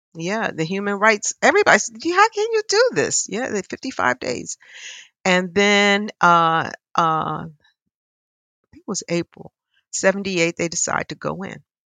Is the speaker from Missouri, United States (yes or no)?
no; Philadelphia, Pennsylvania, United States; I'm a Philadelphian. I grew up here